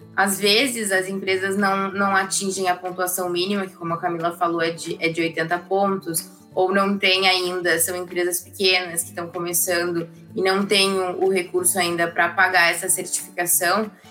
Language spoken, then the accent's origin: Portuguese; Porto Alegre, Rio Grande do Sul, Brazil; sou aqui de, de Porto Alegre